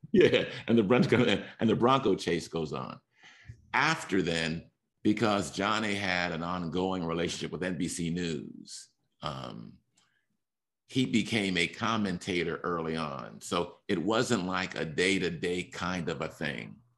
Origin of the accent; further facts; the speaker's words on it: Los Angeles, California, United States; I'm from Los Angeles, Hollywood